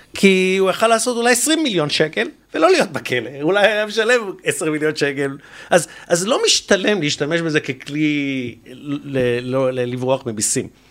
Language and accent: Hebrew; Israel; אנחנו, בתור ישראלים